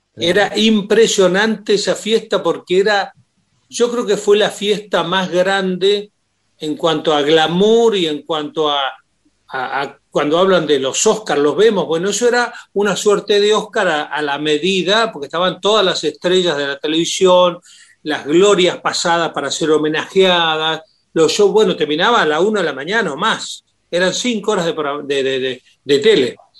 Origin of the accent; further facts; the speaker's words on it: Puerto Deseado, Santa Cruz, Argentina; moved away; yo sé que nací allí